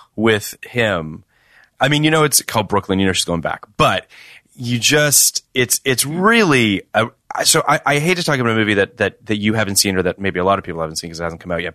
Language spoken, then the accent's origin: English; Toronto, Ontario, Canada; I'm from Toronto